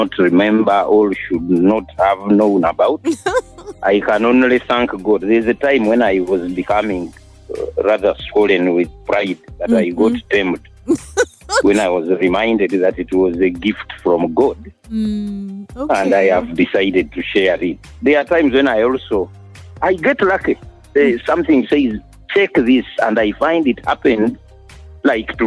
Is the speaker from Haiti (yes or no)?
no; Uganda; I went to Mugwanya Prep Kavoja recently in 1969.